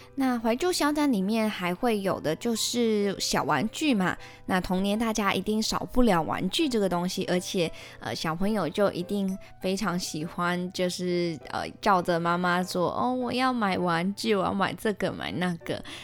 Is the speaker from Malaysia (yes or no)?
yes; Malaysia; 我是来自马来西亚的